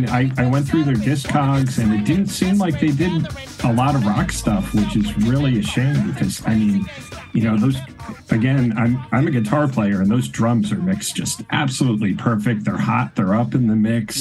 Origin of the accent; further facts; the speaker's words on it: Connecticut, United States; growing up in Connecticut